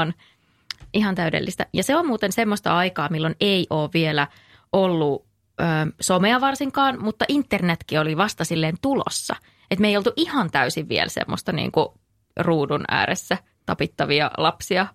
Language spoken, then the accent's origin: Finnish; North Karelia, Finland; mä oon kotoisin Pohjois-Karjalasta